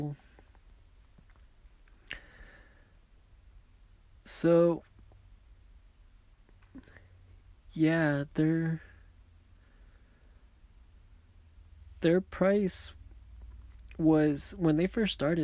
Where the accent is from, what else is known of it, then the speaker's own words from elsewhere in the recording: Mexico; accent: Mexican; my Mexican accent